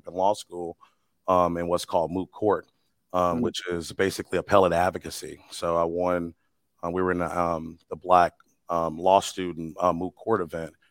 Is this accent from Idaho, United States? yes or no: no; East St. Louis, Illinois, United States; I'm from East St. Louis, born and raised